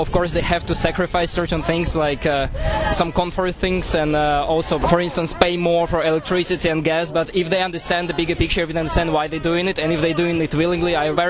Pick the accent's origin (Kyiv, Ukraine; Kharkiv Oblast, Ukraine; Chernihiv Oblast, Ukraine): Kyiv, Ukraine; now in Brussels, Belgium; I live in Brussels, and I'm originally from Kiev, Ukraine.